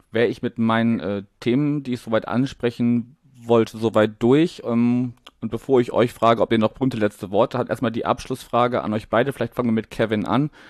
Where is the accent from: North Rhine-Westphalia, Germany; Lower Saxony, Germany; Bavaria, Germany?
North Rhine-Westphalia, Germany; Wuppertal; Ja, also ähm, ich komme ursprünglich auch aus Wuppertal, also gar nicht so weit weg von Duisburg